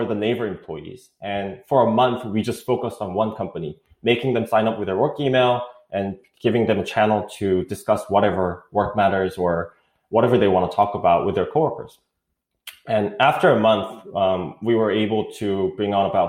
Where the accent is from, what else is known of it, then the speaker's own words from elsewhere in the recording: South Korea; English is a second language; moved away as an adult; also born or lived in East Coast, United States; now in United States; I'm from South Korea. I did go to school in the East Coast when I was in middle school, so that's why I speak English. But I grew up most of my life in Korea.